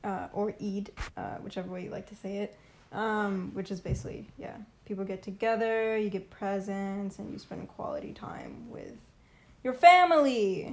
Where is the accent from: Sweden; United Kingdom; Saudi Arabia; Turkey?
Saudi Arabia; moved away; growing up in Saudi